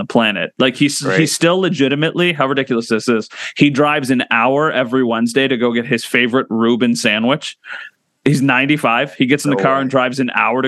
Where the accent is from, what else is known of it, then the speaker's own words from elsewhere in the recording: Northtowns, New York, United States; I'm a North Towns guy. I grew up in the North